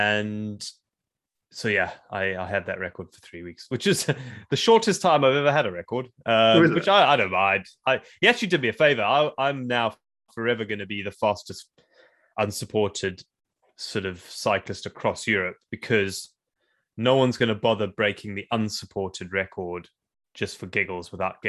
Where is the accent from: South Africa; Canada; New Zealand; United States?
South Africa; also born or lived in Zimbabwe; I went to school in South Africa, and I grew up in South Africa, so